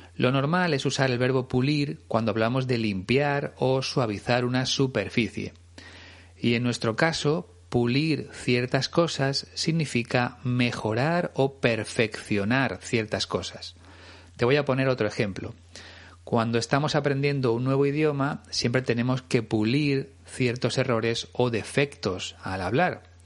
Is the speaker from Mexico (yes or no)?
no; Spain; como decimos aquí en España